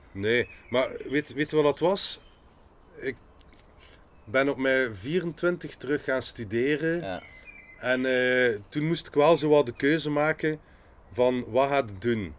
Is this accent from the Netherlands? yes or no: no; Ghent, Flanders, Belgium; We zijn allemaal van Gent, we zijn allemaal artiesten